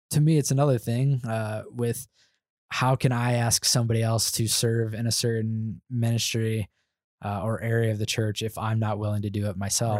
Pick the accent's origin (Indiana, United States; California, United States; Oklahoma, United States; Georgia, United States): Indiana, United States; moved away as an adult; now in Denver, United States; I was born and raised in Indiana, never, never moved outside of going to Costa Rica